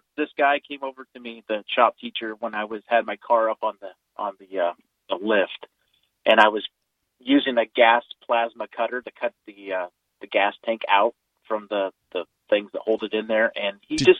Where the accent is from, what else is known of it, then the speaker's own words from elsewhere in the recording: California, United States; now in Colorado, United States; I grew up in California in the, I went to high school in the 80s